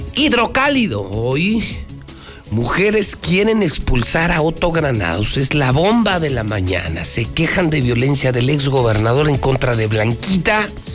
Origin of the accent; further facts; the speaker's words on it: Mexico; soy un amante de México. Amo a mi país.